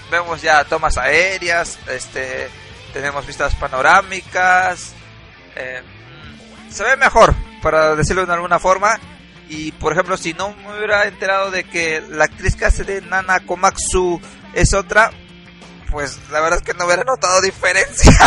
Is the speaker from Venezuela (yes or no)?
no; Peru; Soy un peruano pobre